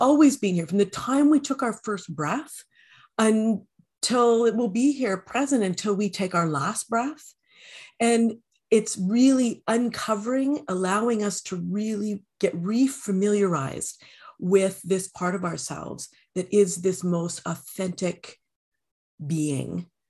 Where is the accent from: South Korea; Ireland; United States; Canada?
Canada; I am a Canadian